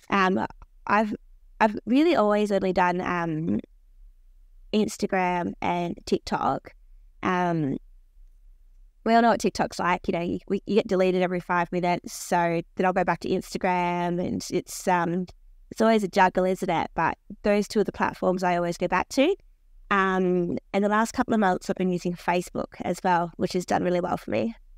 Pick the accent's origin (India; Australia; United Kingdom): Australia; I'm Australian